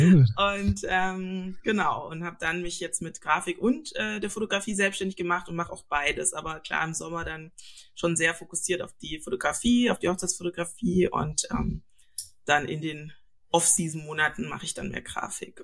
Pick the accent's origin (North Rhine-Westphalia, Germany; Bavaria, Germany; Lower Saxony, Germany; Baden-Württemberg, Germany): Baden-Württemberg, Germany; Stuttgart; moved away as an adult; now in Lübeck, Germany; Ich komme eigentlich aus Süddeutschland, aus Stuttgart und äh, genau, bin da aufgewachsen, geboren und so weiter